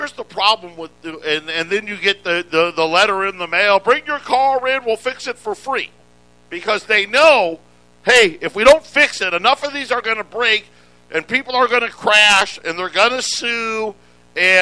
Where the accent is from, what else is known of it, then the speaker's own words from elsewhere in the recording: upstate New York, United States; I grew up in New York, upstate New York